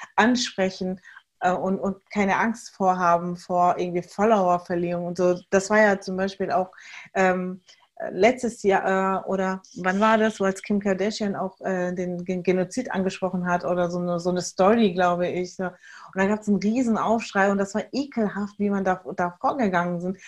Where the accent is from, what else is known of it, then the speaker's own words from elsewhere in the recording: Germany; Wir als hier in, in Deutschland Geborene